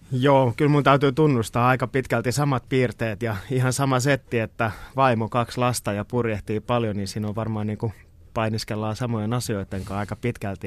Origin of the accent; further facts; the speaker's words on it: Kotka, Kymenlaakso, Finland; mä oon syntynyt Kotkassa meren äärellä ja se on ollut osa mun niin kuin identiteetti ihan pienestä pitäen